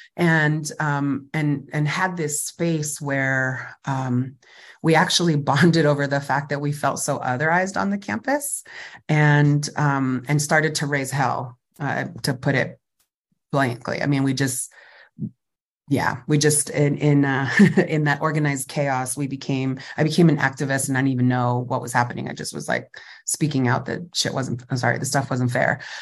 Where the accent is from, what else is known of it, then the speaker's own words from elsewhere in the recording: Fresno, California, United States; I grew up in Fresno Califas, so Central Valley, Fresno, California